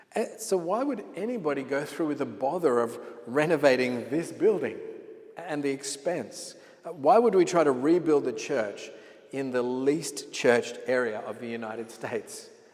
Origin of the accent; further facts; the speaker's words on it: Sydney, New South Wales, Australia; moved away as an adult; I was born in Sydney, Australia, and I lived there all of my life until God called me to pastor this church uh, almost two years ago